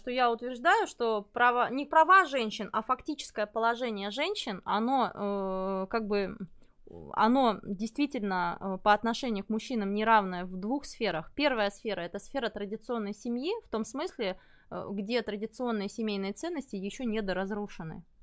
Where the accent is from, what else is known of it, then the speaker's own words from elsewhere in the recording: Belarus; Ну, мы с Олегом из Беларуси